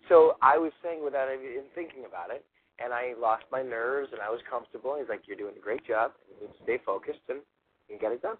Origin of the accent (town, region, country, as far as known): Toronto, Ontario, Canada; moved away as an adult; now in Los Angeles, United States